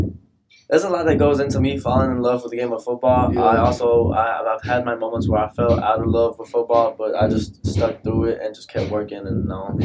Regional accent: Odessa, Texas, United States; also born or lived in Houston; Like before I was from H Town, I'm like I was from Odessa, and Odessa gets cold. It's like a desert.

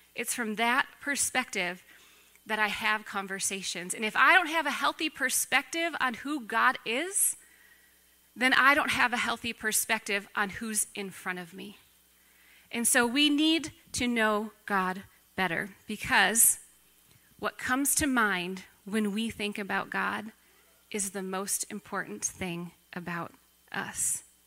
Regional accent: Racine, Wisconsin, United States; I grew up in the church, and I grew up not far from here. I grew up in Racine.

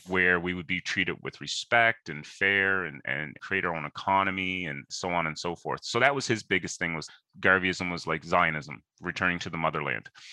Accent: Sydney, Nova Scotia, Canada; I was born and raised in Whitney Peer

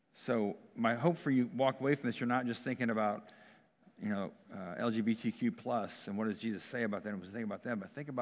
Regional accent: United States; I'm American

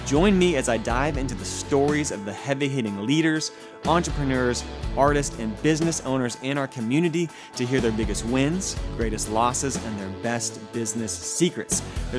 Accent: Fort Worth, Texas, United States; I born and raised in Fort Worth. I've lived in a 3-mile radius my entire life. I freaking love Fort Worth.

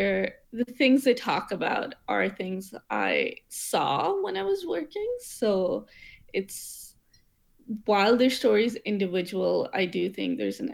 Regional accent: St. John's, Newfoundland and Labrador, Canada; moved away as an adult; also born or lived in Pakistan; now in Ottawa, Canada; I am from Newfoundland, from St. John's, which is where my parents and my brother still live. And then I'm born in Pakistan.

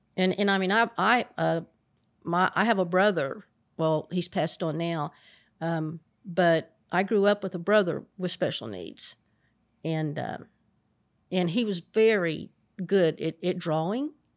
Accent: Appalachian Mountains, United States; I grew up in the Appalachian Mountains

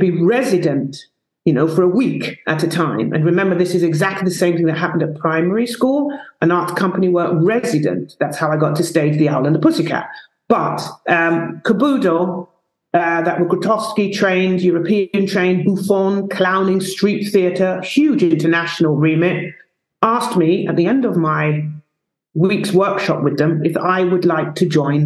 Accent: London, United Kingdom; also born or lived in Stockholm, Sweden; I was born in the East End of London, two parents that came from South America, Guyana.

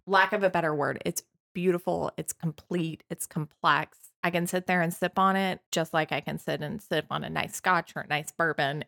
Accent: Butte, Montana, United States; I'm from Butte, Montana.

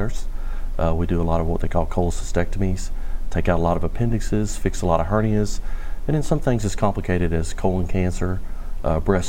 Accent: Natchitoches, Louisiana, United States; moved away as an adult; now in Bossier City, United States; I wanted to practice in my hometown where I grew up

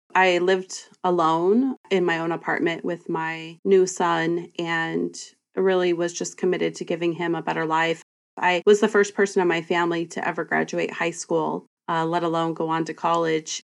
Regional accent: Bremerton, Washington, United States; Olympic College, a community college here in my hometown

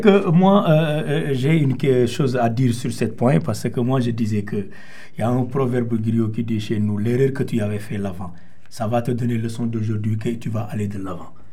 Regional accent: Senegal; le Sénégal, c'est mon pays

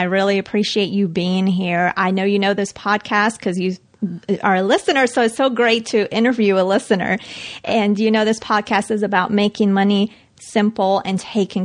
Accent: Colombia; now in United States; since I was a little girl, growing up in Colombia

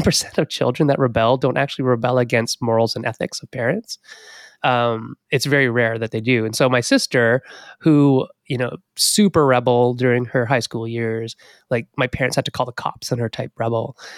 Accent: Sault Ste. Marie, Ontario, Canada; grew up in Northern Ontario. So, in Sault Ste. Marie, Ontario

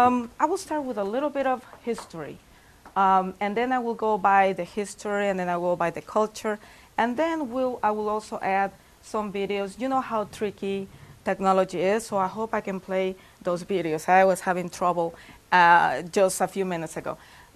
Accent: Mexico City, Mexico; moved away; also born or lived in Indiana, United States / Salamanca, Spain; I am originally from Mexico. I was born and raised in Mexico City.

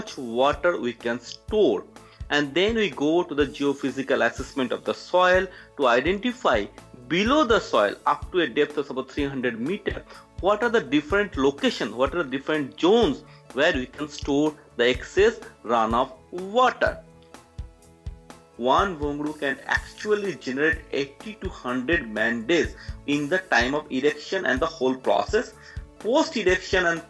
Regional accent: West Bengal, India; now in Gujarat, India; I was born in Bengal, adjacent to Bangladesh, and currently I am headquartered in Gujarat, bordering Pakistan

